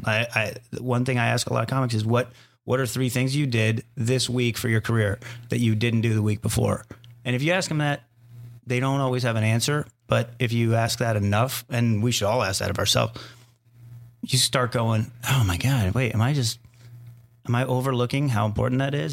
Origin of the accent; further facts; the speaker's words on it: Arizona, United States; I grew up in Arizona